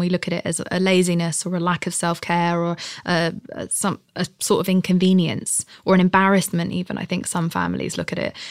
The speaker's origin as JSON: {"language": "English", "country": "United Kingdom", "said": "I'm British"}